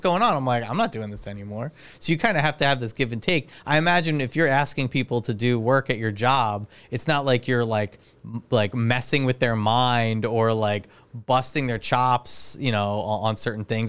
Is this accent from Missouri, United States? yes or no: no; Highlands, New Jersey, United States; I'm from Highlands